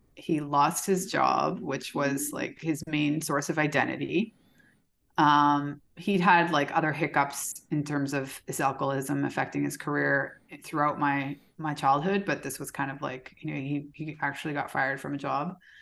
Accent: Calgary, Alberta, Canada; moved away as an adult; also born or lived in Belgium / Minneapolis / Houston; now in Mexico; I was born in Canada. So I spent, what, the first seventeen, eighteen years of my life, I lived in Calgary, Alberta.

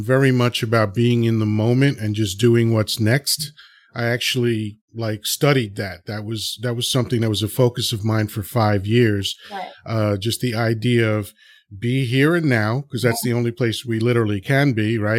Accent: New York City, New York, United States; also born or lived in Dominican Republic; I was raised and grew up in Washington Heights, New York City, which was like the roughest neighborhood in New York City

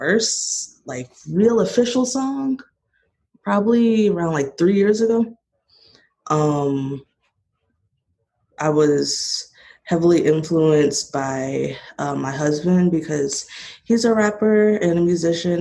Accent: Monrovia, California, United States; originally I'm from Monrovia, California

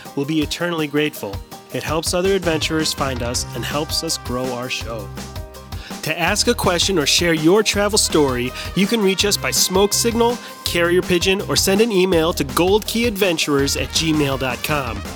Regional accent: Northeast Ohio, United States; I grew up in Northeast Ohio

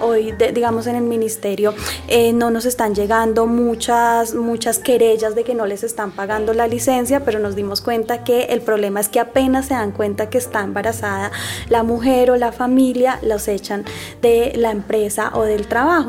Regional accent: Bogotá, Colombia; yo soy bogotana

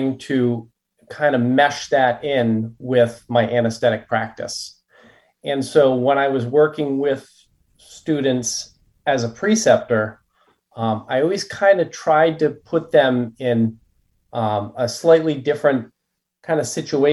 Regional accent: Rhode Island, United States; also born or lived in Connecticut; grew up in Rhode Island, lived in Connecticut for 11 years.

